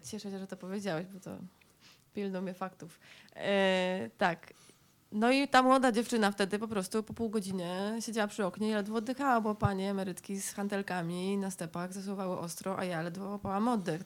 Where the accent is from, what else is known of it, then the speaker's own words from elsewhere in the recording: Silesian Voivodeship, Poland; oboje pochodzimy ze Śląska